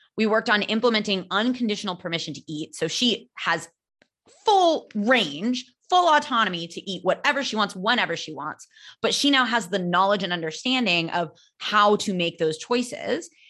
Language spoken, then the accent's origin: English; California, United States; accent: American; moved away as an adult; now in Barcelona, Spain; I am American. I'm from California